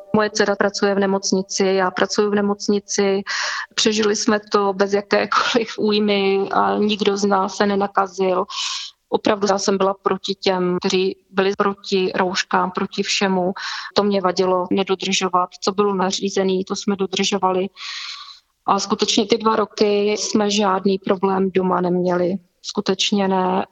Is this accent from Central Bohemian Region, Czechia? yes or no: no; Vysoké Mýto, Pardubice Region, Czechia; jsem z Vysokého míta